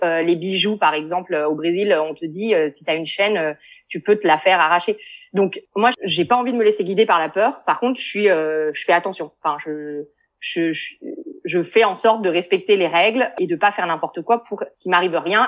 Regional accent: Paris, Île-de-France, France; moved away as an adult; now in Beersheba, Israel; je viens de Paris

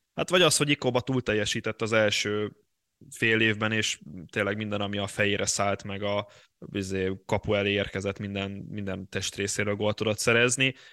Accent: Bugyi, Pest, Hungary; szeretett szülőfalunk csapata, a Bugyi

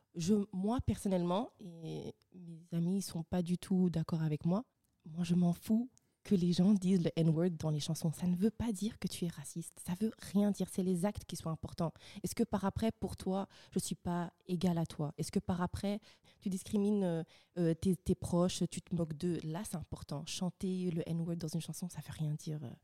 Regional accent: Rwanda; je suis rwandaise

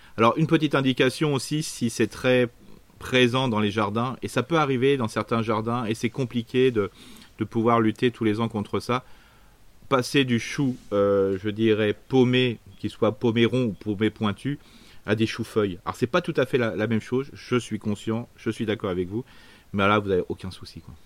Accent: Isère, Auvergne-Rhône-Alpes, France; je suis né dans l'Isère

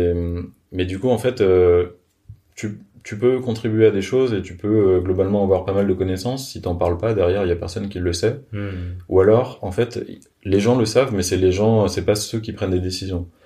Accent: France; je suis français

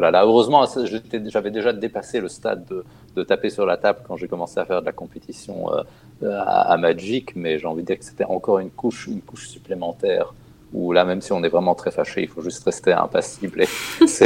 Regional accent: Germany; French is a second language; en fait, j'ai passé mon enfance en Allemagne et à la télé allemande

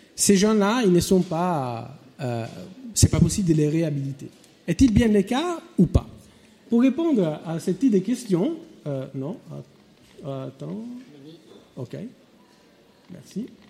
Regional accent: France; moved away; mon pays d'origine, la France

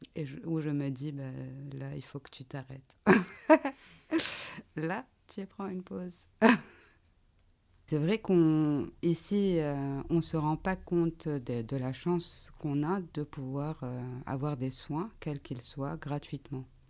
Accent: Lebanon; now in France; au, Liban et là où j'ai grandi

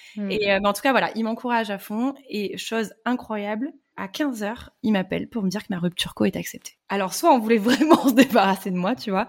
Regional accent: Bordeaux, Nouvelle-Aquitaine, France; moved away as an adult; now in Antibes, France; je suis bordelaise, j'ai les mêmes amis depuis des années, j'ai papa et maman, et euh, là, ben, je me dis, euh, ah non, mais impossible de quitter Bordeaux

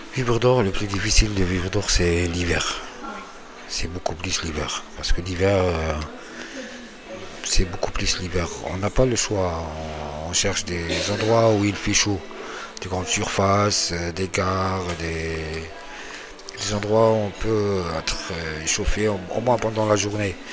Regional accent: Algeria; moved away as an adult; now in France; je viens d'Algérie. Ça fait deux ans. Ma vie, elle était en Algérie

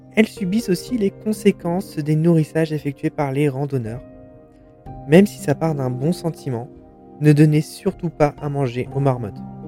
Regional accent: France; chez nous, en France

